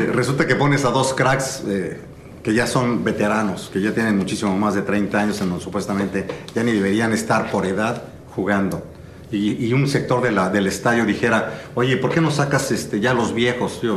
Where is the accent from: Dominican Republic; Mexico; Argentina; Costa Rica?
Mexico; Mexico City; nací en la Ciudad de México, mis padres eran de Tampico, nos tuvieron en la Ciudad de México